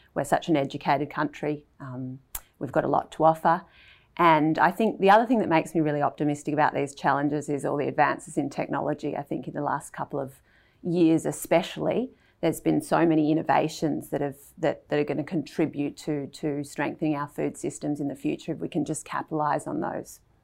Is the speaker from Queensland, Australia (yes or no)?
no; Melbourne, Victoria, Australia; I grew up in Melbourne